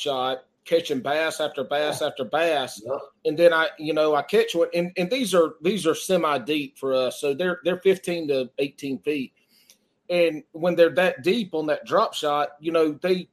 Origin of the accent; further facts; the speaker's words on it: the South, United States; I'm from the South